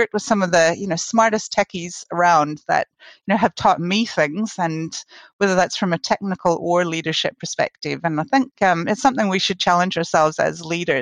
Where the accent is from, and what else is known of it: Canada; now in New Zealand